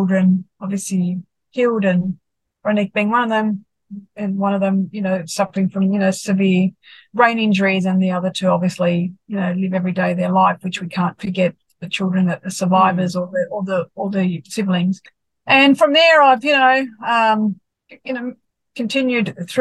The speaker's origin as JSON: {"language": "English", "town": "Sydney", "region": "New South Wales", "country": "Australia", "tie": "born or raised there", "said": "born and bred in Sydney"}